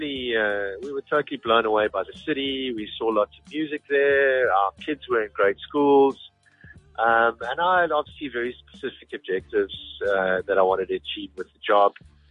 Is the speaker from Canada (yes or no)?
no; South Africa; moved away as an adult; also born or lived in United States; one of the things I found out about myself as a South African